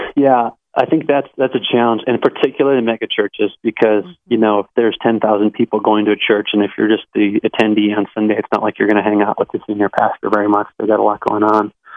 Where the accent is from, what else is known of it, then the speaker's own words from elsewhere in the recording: Colorado, United States; my hometown, Colorado